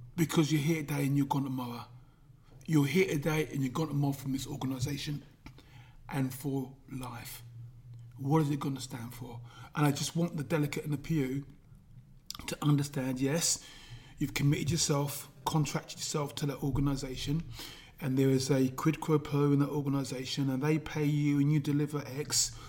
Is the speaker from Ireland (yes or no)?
no; London, United Kingdom; I was brought up in London N9